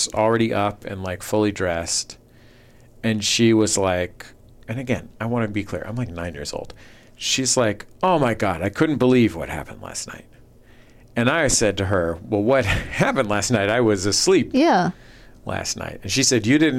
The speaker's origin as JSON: {"language": "English", "town": "San Francisco", "region": "California", "country": "United States", "tie": "born or raised there", "said": "I grew up in the Mission District in San Francisco"}